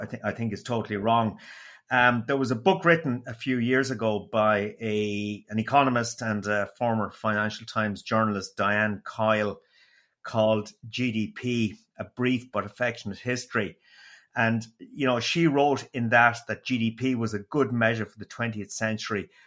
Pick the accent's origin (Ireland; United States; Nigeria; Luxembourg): Ireland; Waterford, Munster; accent: Waterford; it was a beautiful, dulcet Waterford accent